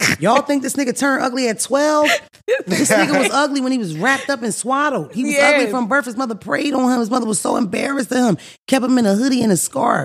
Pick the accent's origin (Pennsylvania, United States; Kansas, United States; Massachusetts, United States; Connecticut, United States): Pennsylvania, United States; Philadelphia; I grew up in North Philly.